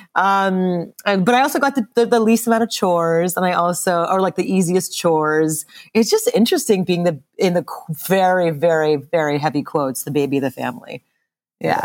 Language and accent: English; Montreal, Quebec, Canada; moved away; I grew up in Montreal, Canada